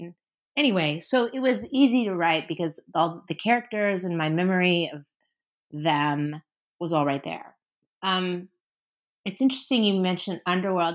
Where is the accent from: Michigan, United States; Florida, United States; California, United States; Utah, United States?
California, United States; San Francisco; also born or lived in New York; now in Los Angeles, United States; I grew up in San Francisco.